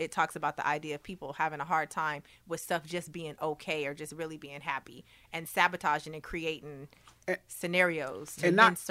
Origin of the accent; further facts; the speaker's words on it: Long Beach, California, United States; Yeah, I'm from Long Beach.